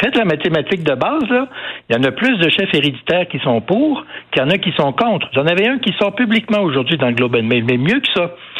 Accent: Canada; chez nous au Canada

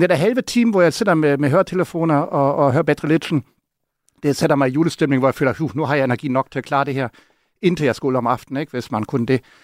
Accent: Germany; jeg vil aldrig som tysker lytte til tyske julesang

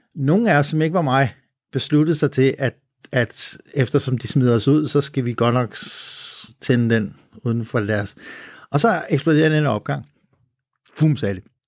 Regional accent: Copenhagen, Capital Region of Denmark, Denmark; vi er nogle latterlige københavnere

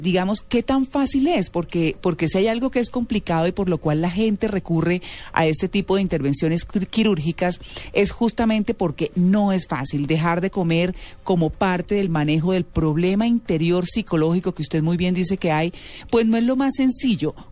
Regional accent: Venezuela; also born or lived in Miami; Yo soy venezolana.

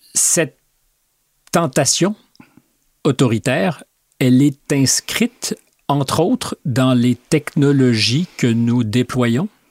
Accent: Canada; moved away; chez nous au Canada

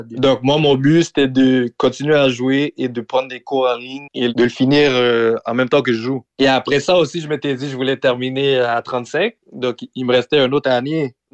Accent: Montreal, Quebec, Canada; born there; T'as pas besoin nécessairement d'être né en Haïti. Moi, je suis né à Montréal.

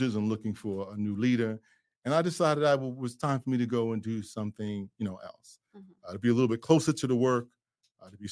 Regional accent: New York City, New York, United States; I'm a kid from Brooklyn.

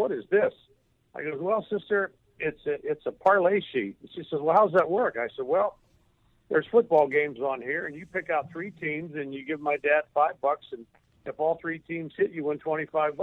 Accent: Steubenville, Ohio, United States; growing up in my hometown here of Steubenville, Ohio

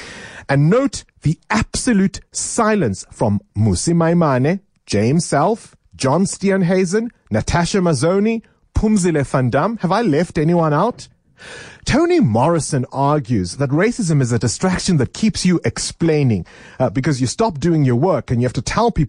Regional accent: South Africa

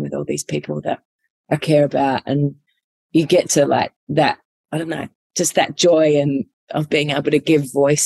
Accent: Adelaide, South Australia, Australia; also born or lived in Darwin; when we moved back from Darwin to Adelaide when I was younger, I think I was thrown back into school

